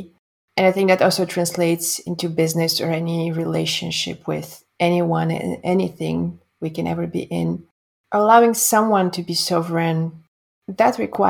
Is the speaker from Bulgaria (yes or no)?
yes; Bulgaria; Bulgaria, my home country